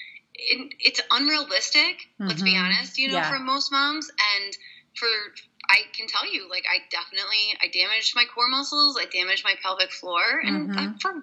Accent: Hershey, Pennsylvania, United States; I'm originally from Hershey, Pennsylvania

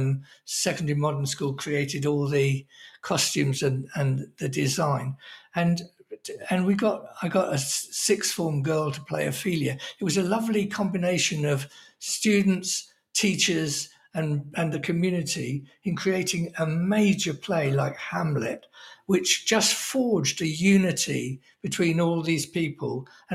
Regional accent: Oxford, South East England, United Kingdom; he only gave me my job because I was from Oxford and such, that appealed to his snobbery.

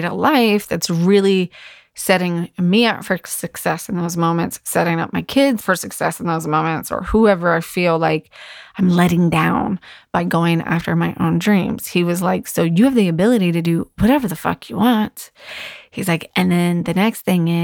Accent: Virginia Beach, Virginia, United States; in my hometown and it's only an hour away from my house

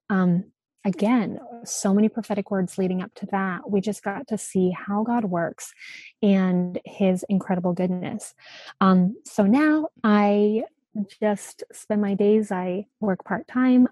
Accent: Alberta, Canada; moved away as an adult; also born or lived in Virginia Beach; I grew up in Alberta, Canada, and um, we were right at the base of the mountains

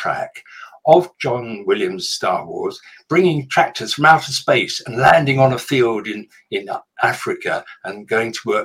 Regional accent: London, United Kingdom; moved away as an adult; growing up in London

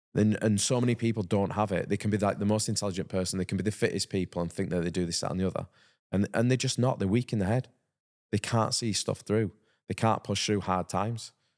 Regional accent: Halifax, Yorkshire and the Humber, United Kingdom; growing up in Halifax and playing rugby league

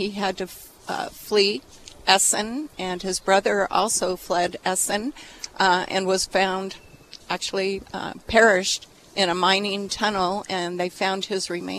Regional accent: Wickenburg, Arizona, United States; also born or lived in New York; This is hometown. I actually was from New York, but I lived there a short time, and my dad got a fellowship to go to ASU, and that's why we moved out from New York to Arizona, and we never left after he got his master's degree.

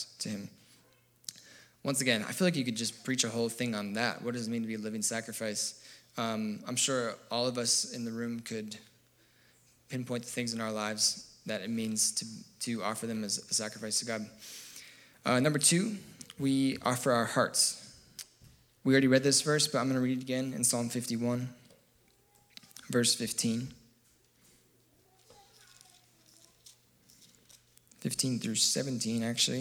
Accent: United States; I'm American

